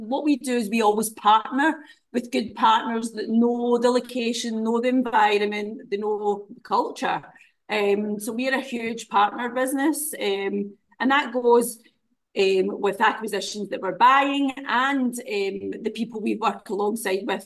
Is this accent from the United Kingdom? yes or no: yes; Glasgow, Scotland, United Kingdom; moved away as an adult; also born or lived in Dundee, Scotland; now in Dubai, United Arab Emirates; I was born in Glasgow, but I lived in Dundee with my husband